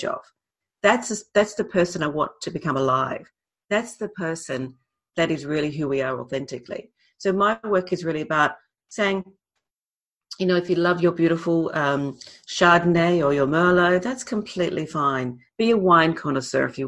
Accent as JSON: {"language": "English", "country": "Australia", "also_born_or_lived": "Britain / London", "moved": "as an adult", "said": "I'm Australian, I lived in Britain for a long time. We're Aussies"}